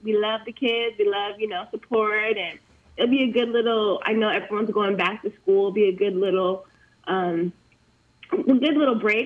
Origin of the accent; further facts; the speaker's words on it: Southern California, United States; moved away as an adult; now in Iowa City, United States; I am originally from Southern California. I'm a California girl in Iowa. I've been here since 2013, so almost 8 years.